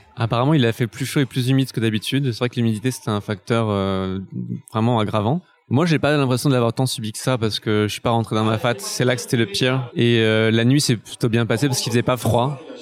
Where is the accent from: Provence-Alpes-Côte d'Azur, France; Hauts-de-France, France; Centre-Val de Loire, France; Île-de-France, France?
Île-de-France, France; Paris; en tant que Parisien